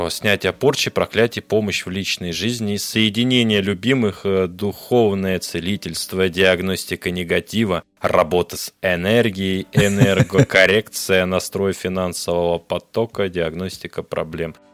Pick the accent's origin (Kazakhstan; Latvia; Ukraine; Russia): Russia; Obninsk, Kaluga Oblast; я вам сказала, что я с Обнинска.